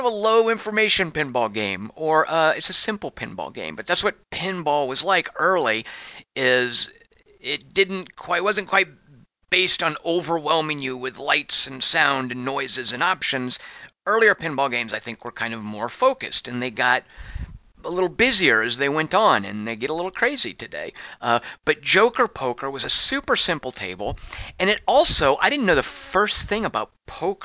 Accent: Arkansas, United States; also born or lived in Little Rock, Arkansas; When I was a kid growing up in Arkansas, we moved around a lot

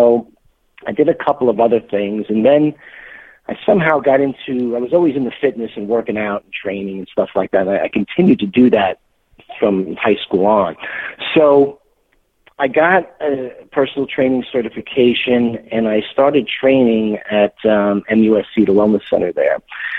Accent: New York, United States; Well, it's kind of interesting that I came from New York, so right off the bat there, it's a little different.

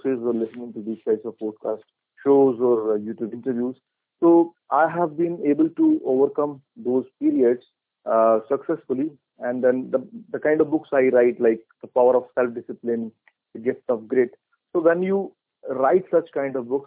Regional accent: India; I'm from India.

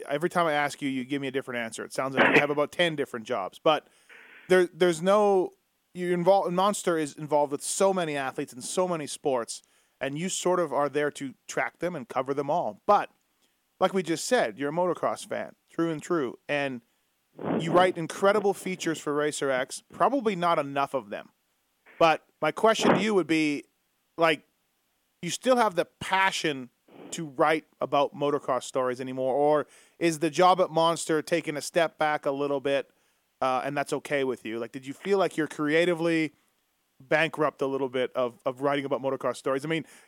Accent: Canada; I grew up in Canada

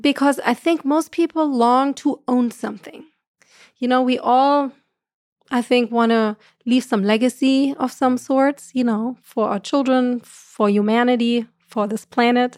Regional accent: Germany; accent: German; moved away; I'm from Germany, so I have the right accent for that.

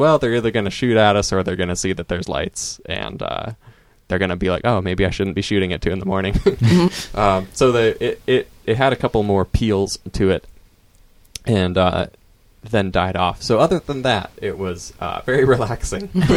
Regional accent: Eastern Oregon, United States; I grew up in Eastern Oregon.

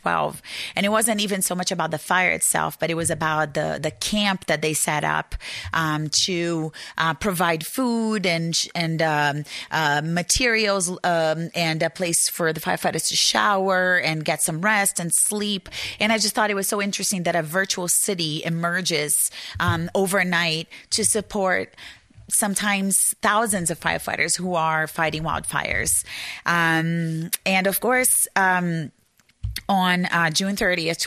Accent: Brazil; English is a second language; moved away as an adult; now in Arizona, United States; I am originally from Brazil, and I grew up there

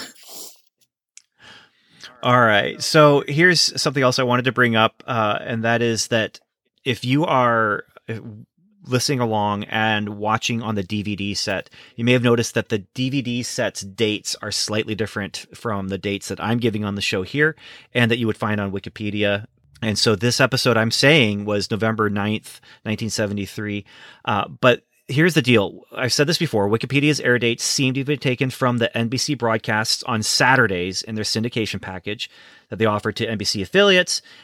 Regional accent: United States; also born or lived in Canada; I was born in the States.

